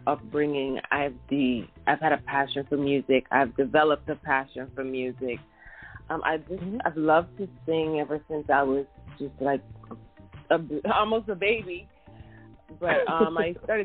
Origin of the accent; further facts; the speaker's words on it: U.S. Virgin Islands; I'm from the Caribbean, the U.S. Virgin Islands, and so I'm exposed to so many different musical influences because our culture is a melting pot.